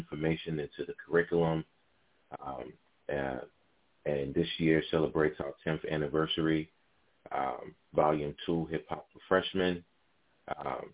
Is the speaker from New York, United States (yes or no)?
yes; New York City, New York, United States; I'm from Harlem